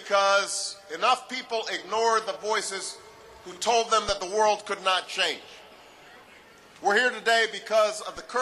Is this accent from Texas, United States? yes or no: no; Chicago, Illinois, United States; my hometown of Chicago